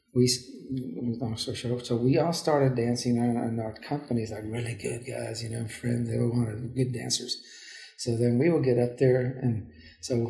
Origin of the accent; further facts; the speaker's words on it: Houston, Texas, United States; I said, Houston